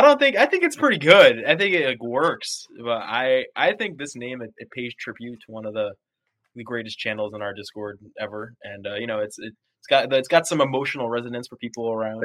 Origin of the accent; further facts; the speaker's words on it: New York, United States; I grew up in New York